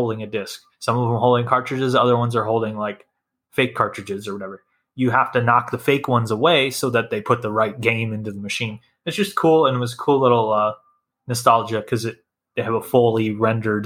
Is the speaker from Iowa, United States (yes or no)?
yes; Iowa, United States; I'm from Iowa